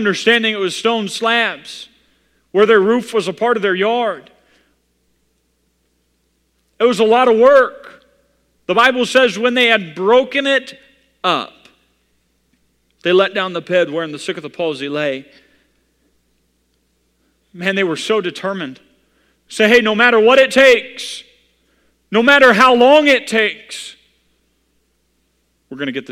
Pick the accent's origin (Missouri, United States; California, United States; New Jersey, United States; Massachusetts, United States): Missouri, United States; I come from Missouri